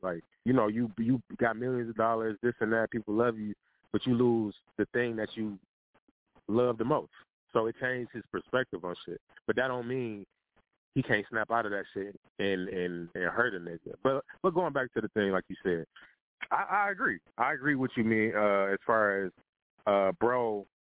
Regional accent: Detroit, Michigan, United States; I'm from Detroit

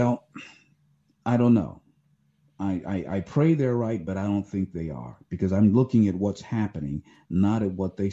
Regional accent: Ohio, United States; my home state of Ohio

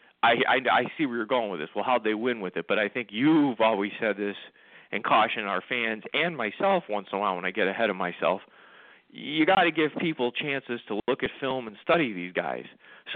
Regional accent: Pennsylvania, United States; I was the jerk from Pennsylvania

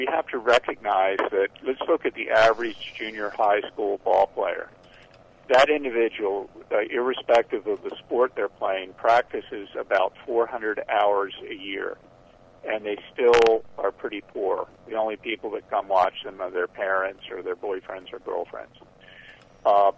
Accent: Baltimore, Maryland, United States; my hometown of Baltimore

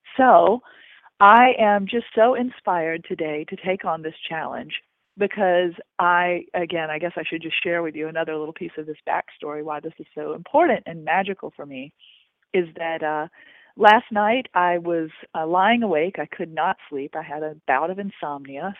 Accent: Augusta, United States; moved away; my hometown of Augusta

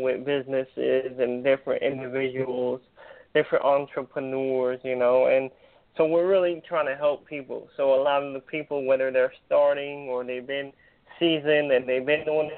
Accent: California, United States; I'm from California

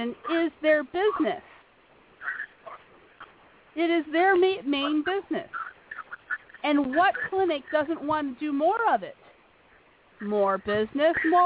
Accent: Phoenix, Arizona, United States; my home in Phoenix, my hometown home

